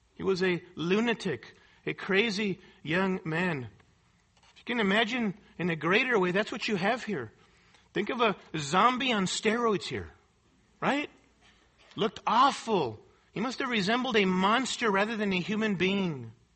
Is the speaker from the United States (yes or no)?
no; Mexico City, Mexico; moved away; I grew up in Mexico City in a very poverty stricken area, in a poverty stricken colony.